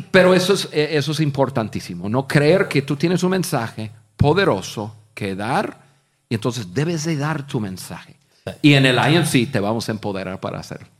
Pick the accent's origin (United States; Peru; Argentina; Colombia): United States; Spanish is a second language; moved away as an adult; also born or lived in Mexico; siendo gringos, pero gringos de gringos, que no había hablado ni una palabra de español en mi vida